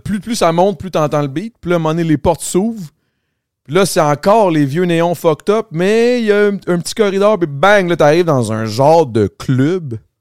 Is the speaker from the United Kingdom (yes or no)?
no; Longueuil, Quebec, Canada; Je viens de Longueuil